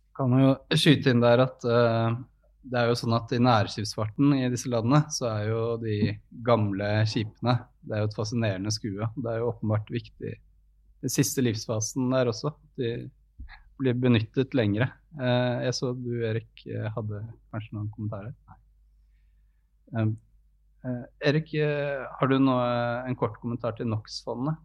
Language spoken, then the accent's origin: Norwegian; Norway; Og jeg ble jo da som nordmann utskjelt